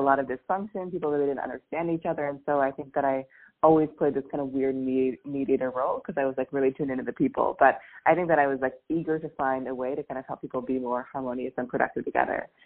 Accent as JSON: {"language": "English", "town": "Seattle", "region": "Washington", "country": "United States", "also_born_or_lived": "New York", "moved": "as an adult", "said": "I'm from Seattle"}